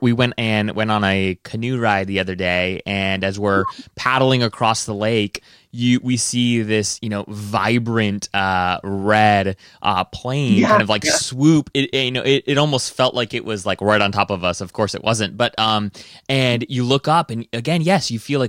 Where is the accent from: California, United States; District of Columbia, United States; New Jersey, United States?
District of Columbia, United States; Washington; we're from Washington D.C.